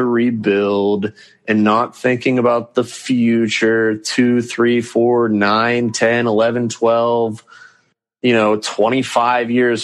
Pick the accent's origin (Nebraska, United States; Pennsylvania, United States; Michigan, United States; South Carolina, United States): Pennsylvania, United States; Pittsburgh; I'm from Pittsburgh